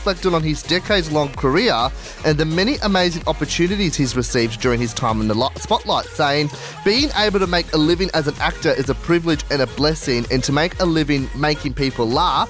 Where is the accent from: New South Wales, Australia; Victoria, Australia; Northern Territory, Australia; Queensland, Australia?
New South Wales, Australia; Sydney; also born or lived in Cairns; now in Central Coast, Australia; I was born in Sydney, so I grew up here for like the first 9 years.